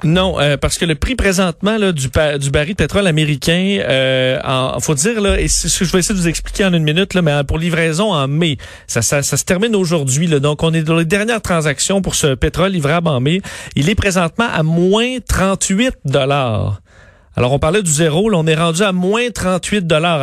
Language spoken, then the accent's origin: French; Canada; chez nous au Canada